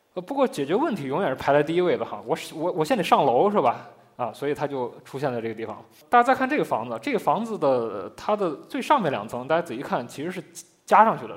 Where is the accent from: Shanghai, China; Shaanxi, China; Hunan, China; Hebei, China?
Shaanxi, China; moved away as an adult; now in Beijing, China; 因为我，我是一个陕西人嘛， 就我， 我自己并没有住在窑洞里